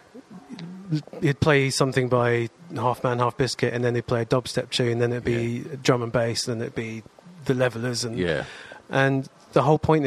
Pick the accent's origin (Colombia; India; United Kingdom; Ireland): United Kingdom; Wokingham, South East England; also born or lived in Reading; I grew up in Wokingham and then in Reading.